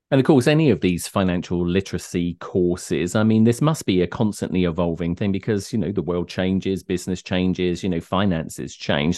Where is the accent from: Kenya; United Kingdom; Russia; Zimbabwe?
United Kingdom; now in Connecticut, United States; I come from the United Kingdom